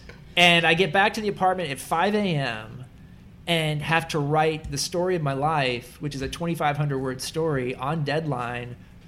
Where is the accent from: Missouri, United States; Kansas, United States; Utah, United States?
Kansas, United States; I grew up in Kansas with Kansas basketball.